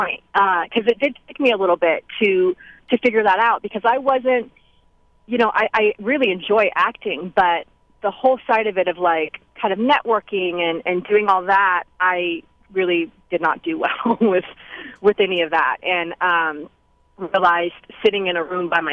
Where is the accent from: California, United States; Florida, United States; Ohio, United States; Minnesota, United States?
California, United States; Oakland; Oakland, which, like I said, is my hometown